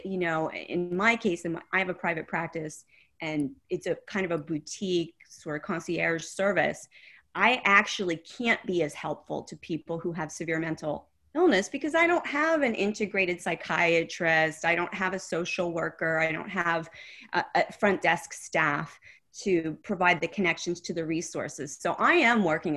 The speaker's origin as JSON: {"language": "English", "town": "Oil City", "region": "Pennsylvania", "country": "United States", "moved": "yes", "said": "I'm from Oil City, Pennsylvania."}